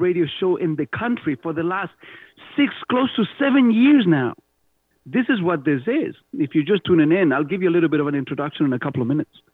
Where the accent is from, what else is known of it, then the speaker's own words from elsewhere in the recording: Chile; accent: Spanish; first language Spanish; English is a second language; moved away as an adult; also born or lived in Canada; now in Mississauga, Canada; growing up in Pinochet, Chile